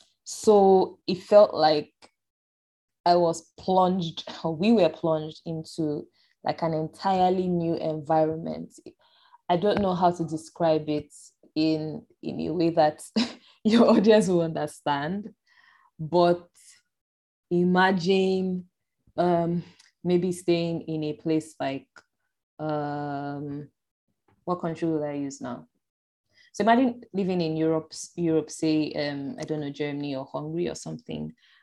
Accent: Nigeria; And my dad used to work with the university here in the southern part of Nigeria. So I was born on campus

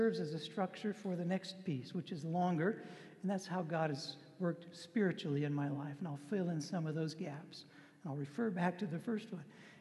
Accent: Dunlap, Kansas, United States; I'm from Dunlap, Kansas. Dunlap's about an hour and a half southwest of here, and actually from a farm near Dunlap, Kansas

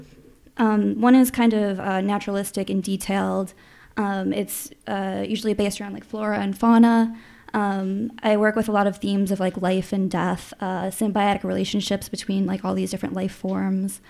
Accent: Chicago, Illinois, United States; moved away as an adult; now in Minneapolis, United States; I grew up in Chicago, and I've lived in Minnesota since 2008

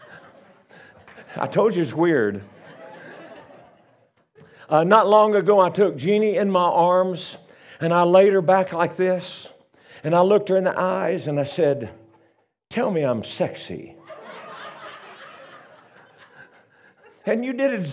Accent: Louisiana, United States; moved away as an adult; now in Colorado, United States; I'm from Louisiana originally. We've been living in Colorado for about 35, 6 years

